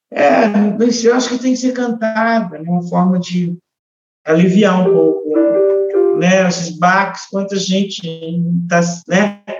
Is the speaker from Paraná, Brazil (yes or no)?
yes; Ponta Grossa, Paraná, Brazil; Eu, como eu falei para você, eu vim de Ponta Grossa, que lá meu pai já vinha de uma estrada de lá do interior de Minas para conseguir um lugar melhor para os filhos estudarem